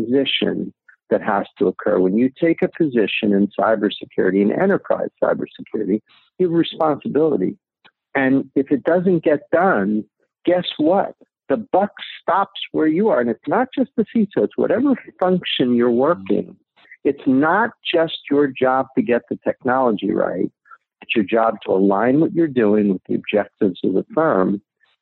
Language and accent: English; New Jersey, United States; I grew up in New Jersey